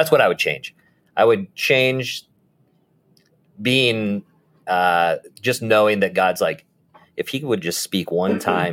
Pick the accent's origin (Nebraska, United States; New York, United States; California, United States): Nebraska, United States; we're from Nebraska